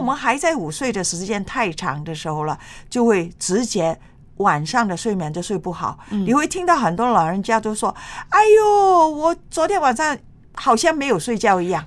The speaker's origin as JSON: {"language": "Chinese", "country": "China", "said": "这个午睡呢，就是我们中国人的习惯"}